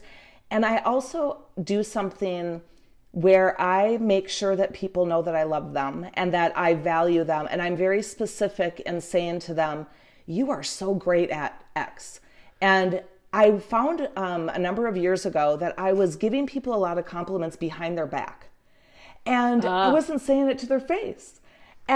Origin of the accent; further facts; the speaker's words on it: Marquette, Michigan, United States; at the university in the town that I grew up in Marquette